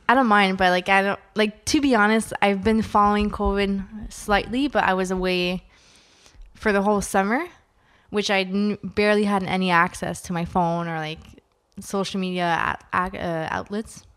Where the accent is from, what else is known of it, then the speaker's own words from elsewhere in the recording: Ottawa, Ontario, Canada; I'm from Ottawa, so I work, uh, with the government, for the government